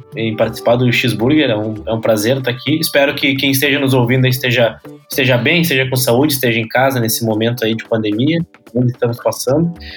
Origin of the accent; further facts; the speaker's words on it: Porto Alegre, Rio Grande do Sul, Brazil; nasci e morei em Porto Alegre é, toda a minha vida